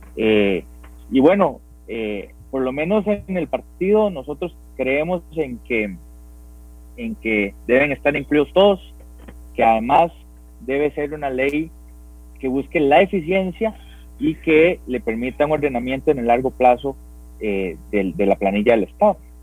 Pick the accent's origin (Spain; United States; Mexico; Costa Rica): Costa Rica